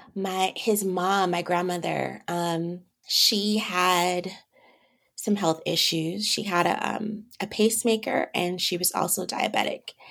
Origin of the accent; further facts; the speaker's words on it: Vallejo, California, United States; moved away as an adult; also born or lived in San Francisco / Los Angeles; now in Atlanta, United States; I was born in San Francisco and I grew up about 30 minutes north in Vallejo, California